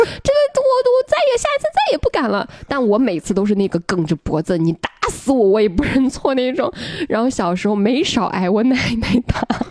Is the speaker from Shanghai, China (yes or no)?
no; Henan, China; 至少我们河南那边大部分是这样的